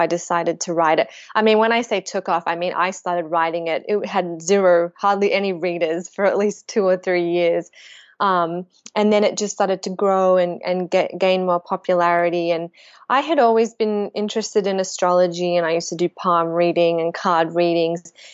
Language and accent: English; Melbourne, Victoria, Australia; I grew up in Melbourne, Australia